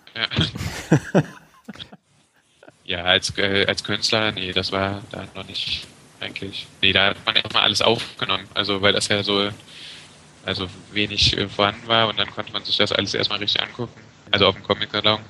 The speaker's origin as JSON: {"language": "German", "town": "Brühl", "region": "North Rhine-Westphalia", "country": "Germany", "tie": "born or raised there", "said": "Ich komme aus Brück, also ich bin hier schon immer gewesen."}